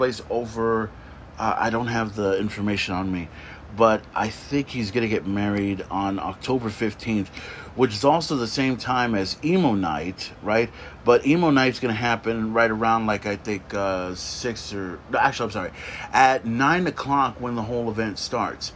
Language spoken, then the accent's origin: English; Corpus Christi, Texas, United States; I grew up in Nicholson. So we have that whole, you know, 78415 connection, the zip code